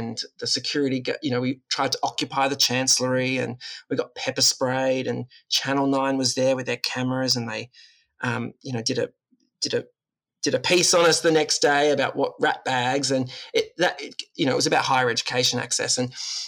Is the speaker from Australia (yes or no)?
yes; Woy Woy, New South Wales, Australia; I grew up on the Central Coast in amongst the mangroves and the broadwater, the beach and the bush.